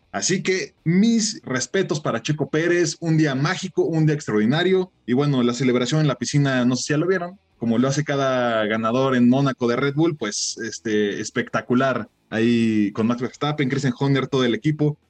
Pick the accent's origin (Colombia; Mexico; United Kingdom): Mexico; como mexicanos